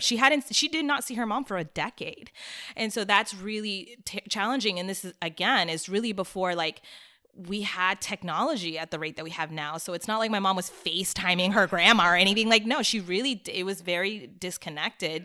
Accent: Silver Spring, Maryland, United States; moved away as an adult; also born or lived in Washington, D.C. / Miami; I grew up in Silver Spring, Maryland

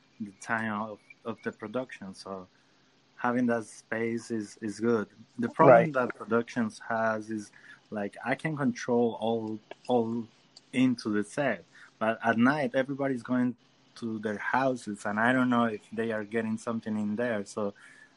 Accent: Colombia; moved away as an adult; now in United States; I'm from Colombia

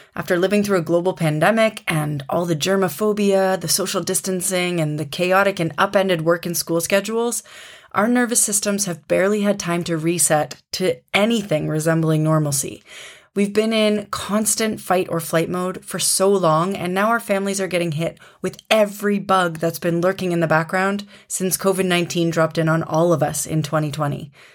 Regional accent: Canada; moved away as an adult; now in Germany; in Canada, my home country

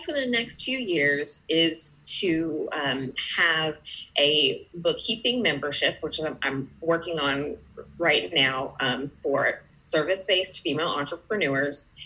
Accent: Georgia, United States; I am from Georgia, uh, you know, the peach state in the United States

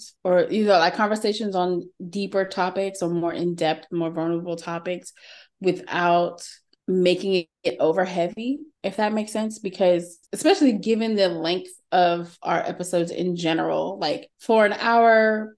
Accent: Texas, United States; accent: Texan; my regular Texan vernacular

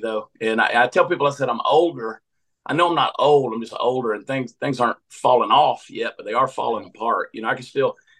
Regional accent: Augusta, Georgia, United States; moved away; I grew up in Augusta, Georgia

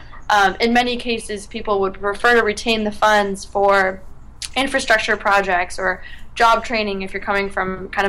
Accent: Oregon, United States; moved away; I was still in my home state of Oregon

